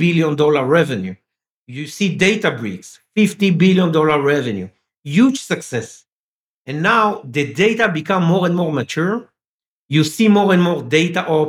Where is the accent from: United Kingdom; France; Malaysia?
France; first language French; English is a second language; I was born in France. Okay, I'm speaking French. I was born in France.